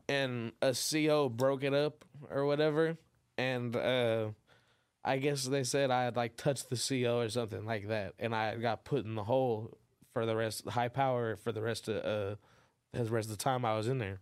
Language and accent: English; Inglewood, California, United States; born or raised there; also born or lived in Los Angeles, California / San Diego, California